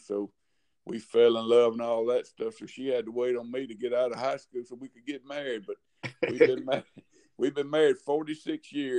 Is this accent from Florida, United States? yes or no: no; Tuscaloosa, Alabama, United States; I was born here in Tuscaloosa, Alabama.